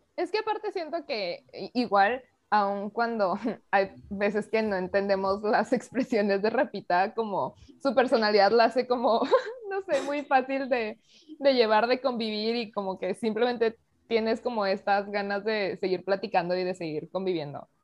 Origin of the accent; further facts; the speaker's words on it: Mexico; dentro de este pequeño espacio somos tres mexicanas